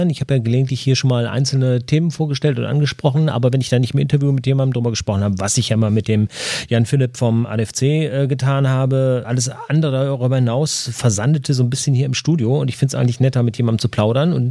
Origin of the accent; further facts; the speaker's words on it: North Rhine-Westphalia, Germany; Ich komme aus dem Bergischen Land, äh, bin es von daher gewohnt, nur dass ich die Berge dann lieber asphaltiert mag.